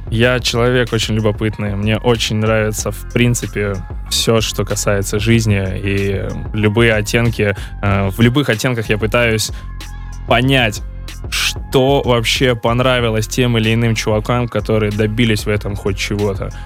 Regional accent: Saint Petersburg, Russia; я вообще-то родом из Питера

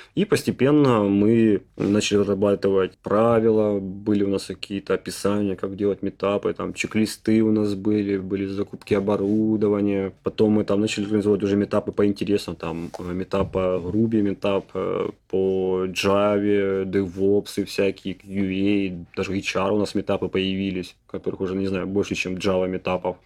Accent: Ukraine; Я, поскольку родился в Украине

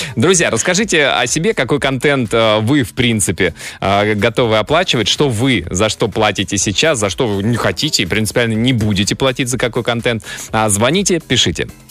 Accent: Russia; я, я россиянин

